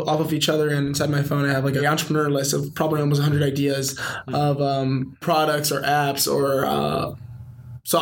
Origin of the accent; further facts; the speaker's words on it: Chicago, Illinois, United States; moved away as an adult; now in Santa Clara, United States; I'm from Chicago, great city, best city in the world